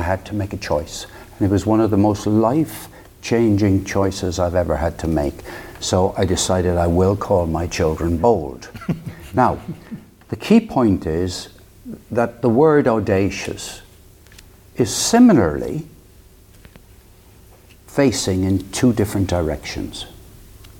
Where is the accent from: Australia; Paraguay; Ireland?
Ireland; Limerick, Munster; moved away as an adult; also born or lived in United Kingdom; I was brought up in Ireland, in Limerick